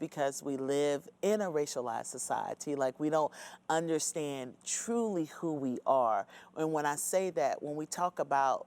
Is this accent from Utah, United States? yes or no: no; North Carolina, United States; growing up in North Carolina, I grew up in suburbia.